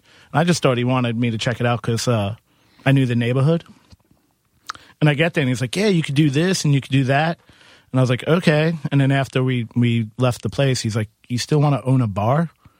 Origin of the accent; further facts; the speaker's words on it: Queens, New York, United States; I'm from Queens.